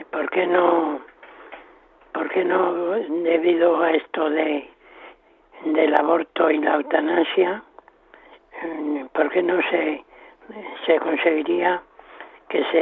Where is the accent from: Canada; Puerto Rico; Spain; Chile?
Spain; Salamanca, Castile and León; moved away as an adult; now in Madrid, Spain; soy de Salamanca, vivo en Madrid, llevo cuarenta y cuatro años aquí.